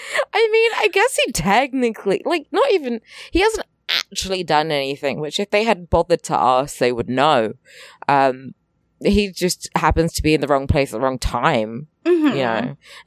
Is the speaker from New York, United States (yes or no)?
yes; New York, United States; I'm from the Bronx. Riverside isn't all that different from the Bronx, right, Julie?